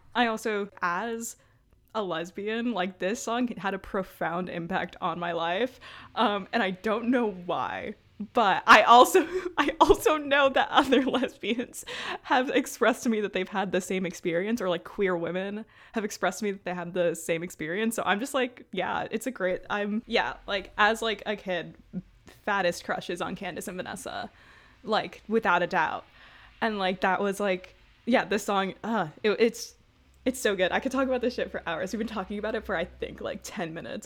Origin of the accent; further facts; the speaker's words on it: New York City, New York, United States; I'm from Brooklyn